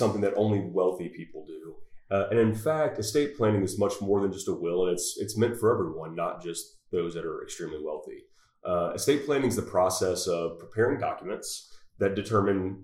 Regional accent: Mississippi Gulf Coast, United States; moved away as an adult; also born or lived in Louisiana; now in Fort Worth, United States; I'm not from Texas, but I got here just as fast as I could from the Mississippi Gulf Coast originally.

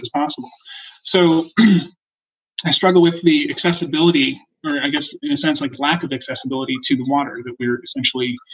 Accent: North Shore of Long Island, New York, United States; moved away; as a kid, growing up on the North Shore of Long Island

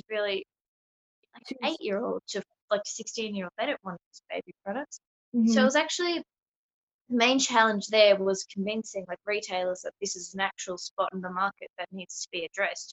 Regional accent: Melbourne, Victoria, Australia; I'm from Melbourne, Victoria in Australia.

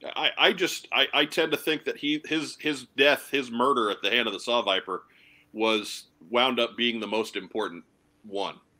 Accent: Long Island, New York, United States; growing up on Long Island

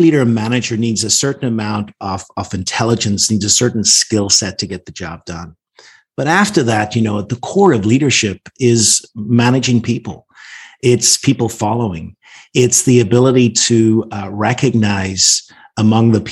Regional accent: Northern Ireland, United Kingdom; now in Washington, D.C., United States; I grew up in Northern Ireland, actually in a pub. My parents owned the pub. We grew up above it.

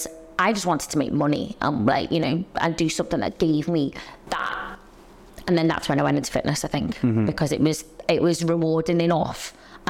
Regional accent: Liverpool, North West England, United Kingdom; accent: Liverpool; moved away as an adult; now in London, United Kingdom; So I grew up in Liverpool, but moved to London when I was 18 to go to dance college

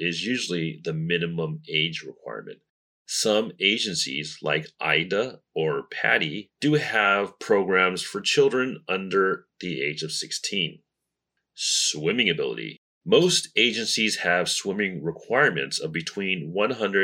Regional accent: Las Vegas, Nevada, United States; now in Taiwan; my hometown, the entertainment capital of the world, Las Vegas

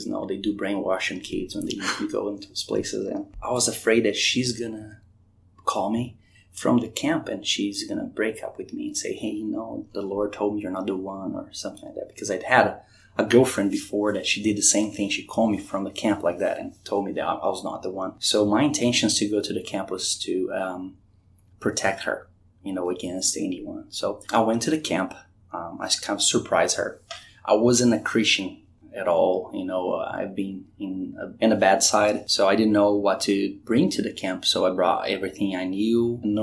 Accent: Brazil; moved away as an adult; also born or lived in Curitiba, Brazil / North Carolina / Richmond; now in Virginia Beach, United States; I was born in Brazil

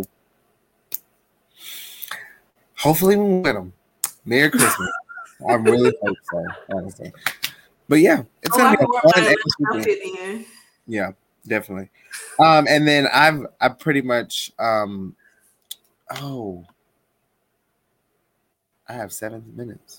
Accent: Chattanooga, Tennessee, United States; also born or lived in Nashville area, Tennessee; I'm originally from Chattanooga. I live in the Nashville area, so I'm all Tennessee all day.

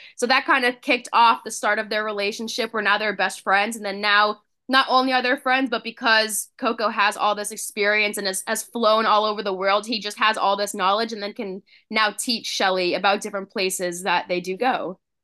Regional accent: Spring Hill, Florida, United States; moved away as an adult; now in Connecticut, United States; I grew up in Florida, born and raised, lived there my whole life up until I graduated from F G C U in twenty eighteen

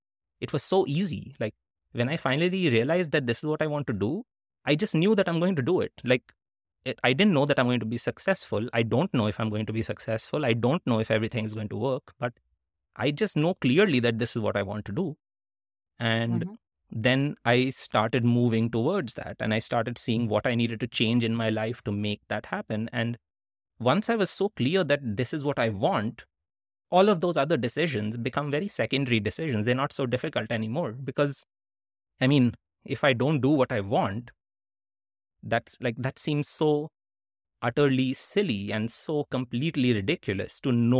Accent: India; also born or lived in Netherlands; now in United States; I was living in the US and all my stories had been about growing up in India. All my writing had been when I lived in India, when I lived in the Netherlands, and I had just moved to the US

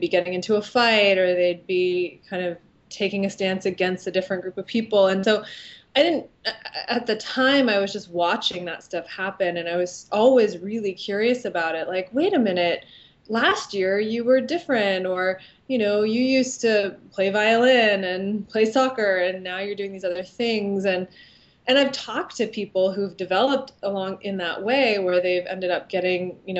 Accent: San Mateo, California, United States; I am from San Mateo, California. So I grew up there from basically when I was born

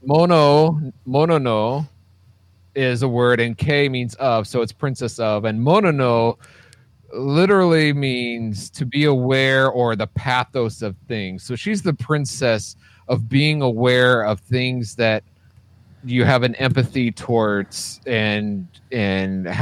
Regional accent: United States; I'm an American

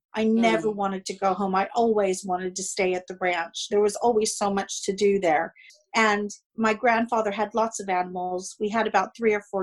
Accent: Monterey County, California, United States

